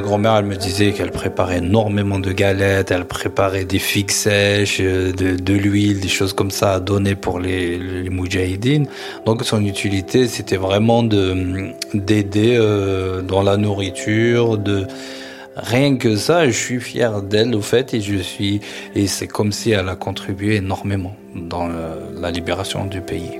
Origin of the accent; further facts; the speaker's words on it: Seddouk, Béjaïa Province, Algeria; moved away as an adult; now in France; Je suis né à Sedouk, euh, une petite ville en Kabylie, dans la vallée au fait, dans les hauteurs de Kabylie.